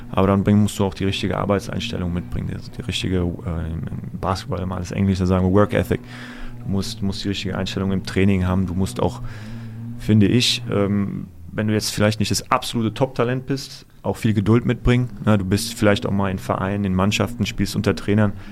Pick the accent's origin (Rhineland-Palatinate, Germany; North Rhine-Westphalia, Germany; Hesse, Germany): Hesse, Germany; Offenbach; Also wie gesagt, ich komme hier aus der Gegend, ich komme aus Offenbach.